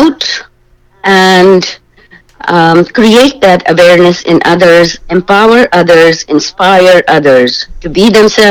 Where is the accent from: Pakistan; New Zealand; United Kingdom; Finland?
Pakistan; now in Canada; I am originally from Pakistan, and I came to Canada in 1994. I am a Canadian, proud Canadian now.